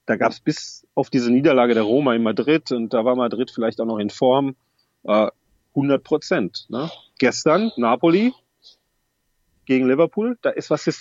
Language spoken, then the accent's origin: German; Wolfsburg, Lower Saxony, Germany; Ist meine Heimat Wolfsburg.